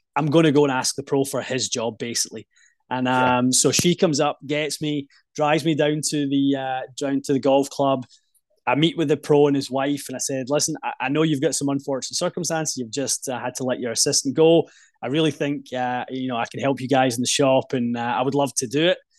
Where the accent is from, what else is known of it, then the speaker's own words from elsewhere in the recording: just outside Glasgow, west coast of Scotland, United Kingdom; Grew up in the west coast of Scotland, uh, just outside Glasgow would be the the kind of major city